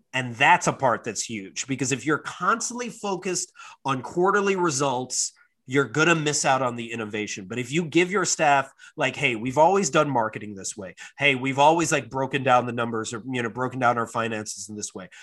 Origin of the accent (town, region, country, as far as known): United States